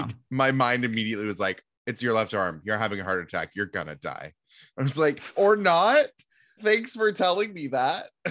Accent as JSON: {"language": "English", "town": "Seattle", "region": "Washington", "country": "United States", "tie": "born or raised there", "said": "growing up in Seattle"}